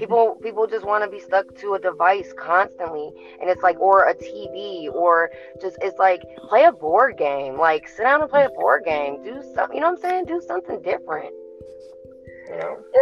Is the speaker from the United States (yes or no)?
no; Scotland, United Kingdom; moved away; I'm from Scotland originally